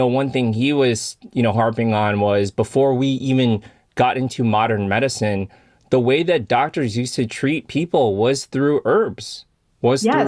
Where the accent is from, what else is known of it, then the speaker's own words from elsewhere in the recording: Illinois, United States; grew up in Illinois